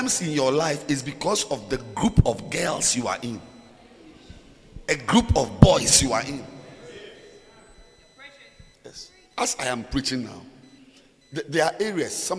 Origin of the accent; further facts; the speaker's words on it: Ghana; moved away; also born or lived in Zimbabwe; I'm standing here in Zambia, I'm a Ghanaian